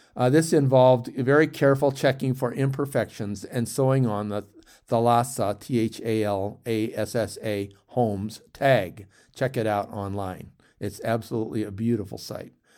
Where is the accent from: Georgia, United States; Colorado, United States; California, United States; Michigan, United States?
Michigan, United States; St. Clair Shores; I grew up in Saint Clair Shores, a suburb of Detroit